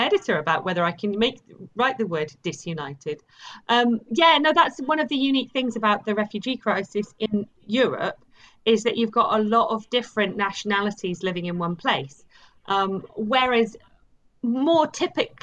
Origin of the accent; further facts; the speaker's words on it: England, United Kingdom; also born or lived in Cockney heritage (London); now in Bristol, United Kingdom; I'm from England